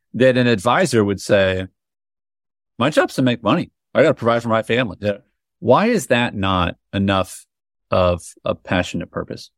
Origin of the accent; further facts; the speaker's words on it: United States; I'm an American